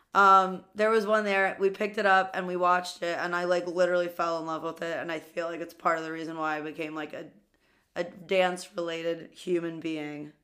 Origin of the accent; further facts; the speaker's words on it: New York City, New York, United States; I'm from Queens